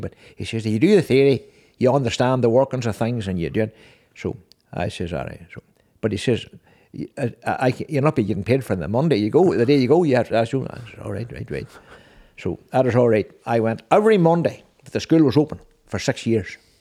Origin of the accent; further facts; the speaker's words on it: Six Towns, Northern Ireland, United Kingdom; six towns.